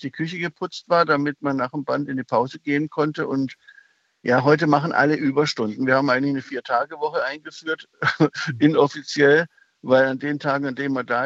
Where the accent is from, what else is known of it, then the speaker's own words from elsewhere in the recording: Baden-Württemberg, Germany; Ich bin Schwabe, äh, ich, die können rechnen.